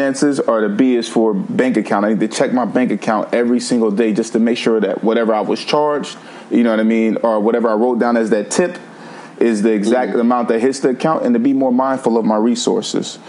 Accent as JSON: {"language": "English", "town": "Vallejo", "region": "California", "country": "United States", "tie": "born or raised there", "said": "we were moving to Vallejo, which is where I grew up in California, primarily from the age of 5 until 18"}